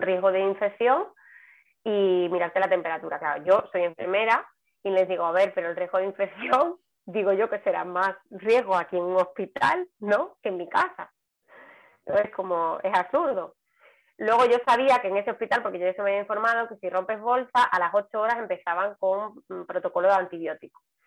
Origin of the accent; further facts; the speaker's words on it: Seville, Andalusia, Spain; moved away as an adult; now in Palma de Mallorca, Spain; soy sevillana y vivo en Palma de Mallorca desde hace también pues 13 años